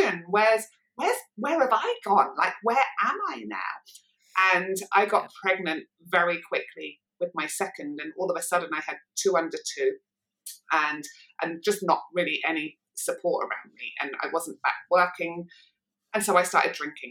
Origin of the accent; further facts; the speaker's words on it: Manchester, North West England, United Kingdom; I was growing up in Manchester